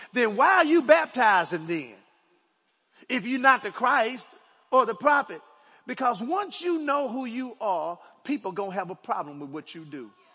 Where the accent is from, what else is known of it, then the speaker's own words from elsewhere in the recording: Dallas, Texas, United States; I was born in Oak Cliff, Dallas. Right? I grew up on 2524 Overton Road.